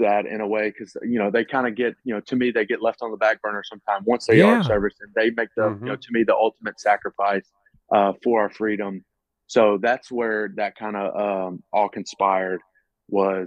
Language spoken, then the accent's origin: English; Mississippi, United States; growing up in Mississippi